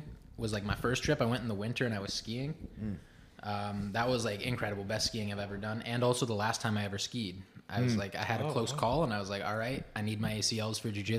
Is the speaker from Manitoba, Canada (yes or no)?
no; Toronto, Ontario, Canada; also born or lived in Hamilton, Ontario / San Diego; I was born in Hamilton, Steel Town in Ontario. I left very young, and I did like... 5 years in San Diego, and then when I was five, we moved back to Toronto